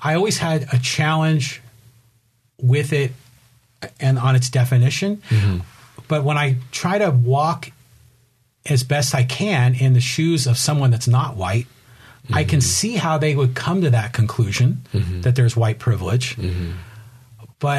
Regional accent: Bay Area, California, United States; I was born and raised in the Bay Area.

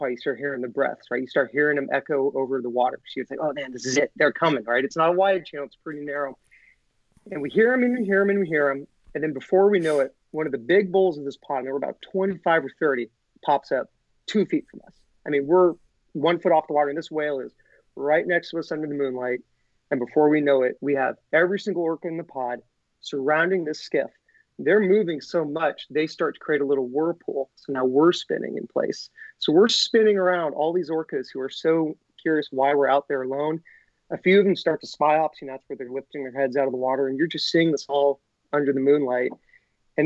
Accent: Monterey, California, United States; also born or lived in Washington / Jackson Hole, Wyoming; I was born in Monterey. So I was born here. I didn't live here my entire life. I lived in Washington, Wyoming for a little bit

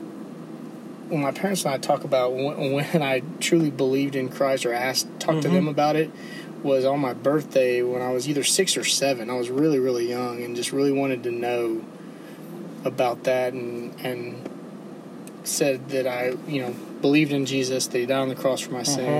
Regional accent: Mission, Texas, United States; moved away as an adult; now in Dallas, United States; I grew up in South Texas, down the Rio Grande Valley. I'm from Mission, and it's 2 miles from

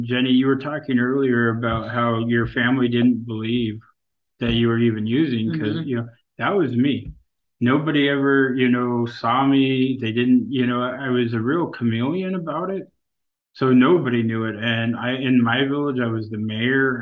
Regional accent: Kasaan, Alaska, United States; I'm from Kissan, you know, a community of 80 people.

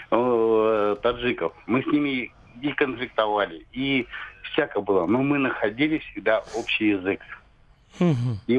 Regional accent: Siberia, Russia; now in Krasnodar, Russia; да нет, мы сибиряки.

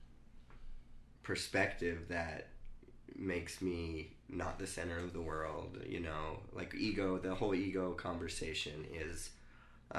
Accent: United States

